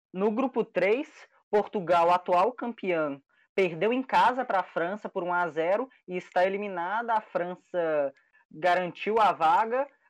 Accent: Brazil; nós brasileiros

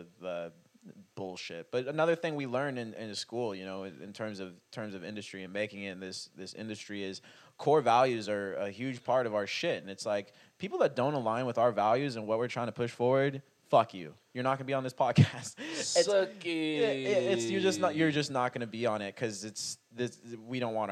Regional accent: Dallas, Texas, United States; this is where we're from

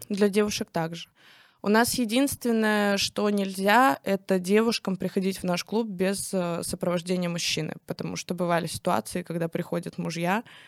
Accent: Kstovo, Nizhny Novgorod Oblast, Russia; я выросла в Кстово

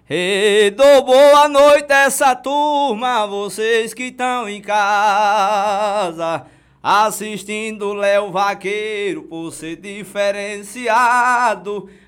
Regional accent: Delmiro Gouveia, Alagoas, Brazil; Sou é daqui de Delmiro.

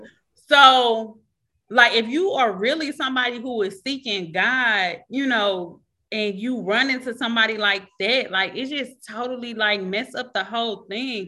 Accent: Michigan, United States; I'm from Michigan.

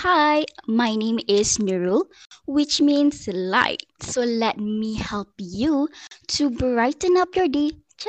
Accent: Selangor, Malaysia; This year, I'm turning 21 years old and I was born and raised in Selangor.

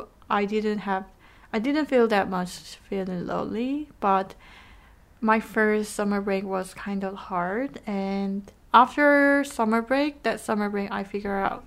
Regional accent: South Korea; moved away as an adult; also born or lived in United Kingdom; I was born and raised in Korea for 20 years. After that, I moved to the UK.

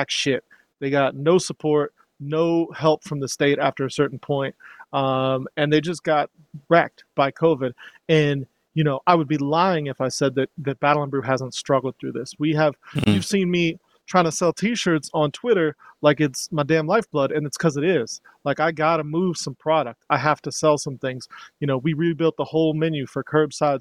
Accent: Georgia, United States; the values that I hold as a Southerner, as a Georgian

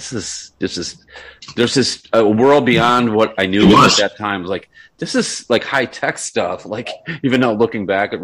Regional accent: Buffalo, New York, United States; when I was a kid growing up in Buffalo

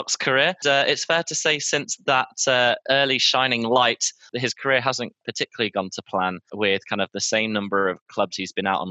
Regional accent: Toronto, Ontario, Canada; I'm from Toronto.

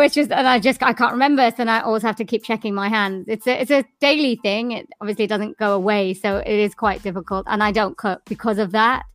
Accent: Swansea, Wales, United Kingdom; born or raised there

